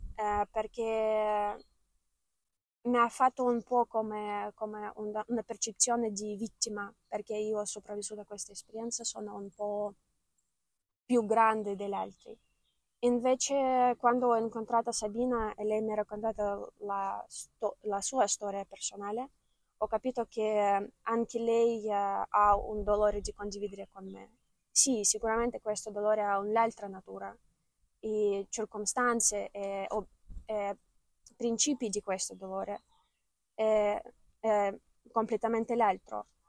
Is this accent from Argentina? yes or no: no; Ukraine; Italian is a second language; moved away as an adult; now in Italy; questa guerra che è iniziata nel mio paese